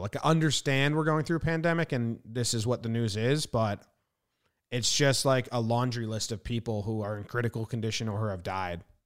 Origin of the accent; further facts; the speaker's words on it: New Jersey, United States; moved away; also born or lived in Illinois / California; growing up in New Jersey